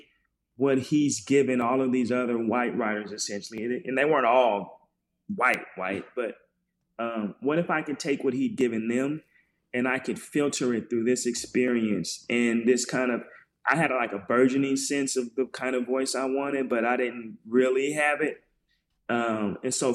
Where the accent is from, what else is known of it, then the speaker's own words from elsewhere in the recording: Portland, Oregon, United States; moved away; also born or lived in Brooklyn, New York / Georgia; I'm from Portland, and one of Lish's very first students